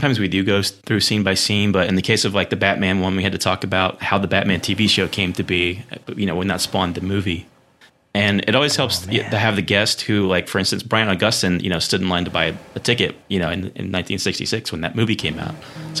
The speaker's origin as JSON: {"language": "English", "region": "Carolinas and Georgia", "country": "United States", "said": "The Carolinas in Georgia."}